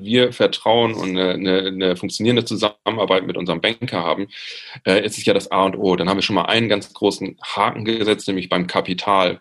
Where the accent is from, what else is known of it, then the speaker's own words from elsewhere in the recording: Friesland, Lower Saxony, Germany; in meinem Heimatort bin aus Friesland